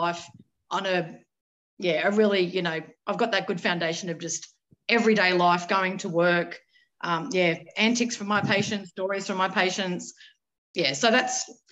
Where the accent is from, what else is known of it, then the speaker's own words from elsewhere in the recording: Sydney, New South Wales, Australia; also born or lived in Kogarah; I was born and bred in Sydney.